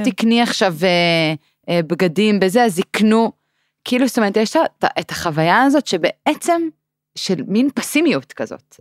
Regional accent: Israel

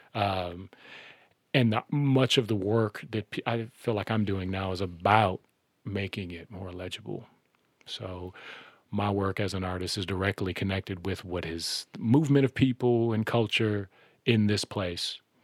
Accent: Minneapolis, Minnesota, United States; I was born in the Sumner housing projects in 1978

